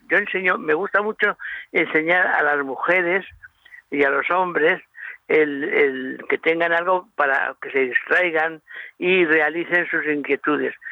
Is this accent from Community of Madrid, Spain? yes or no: yes; Madrid, Community of Madrid, Spain; now in Murcia, Spain; Yo soy madrileño, pero aunque me he hecho murciano, yo ya soy murciano